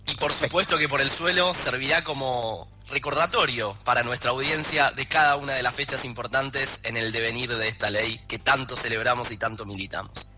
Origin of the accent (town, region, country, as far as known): Argentina